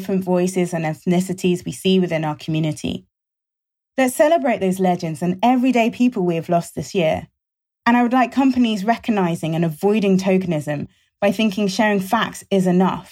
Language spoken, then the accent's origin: English; London, United Kingdom; I was born and raised in London